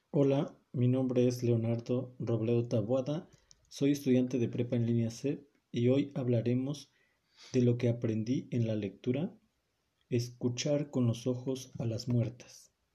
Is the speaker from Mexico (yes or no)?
yes; Mexico; como mexicano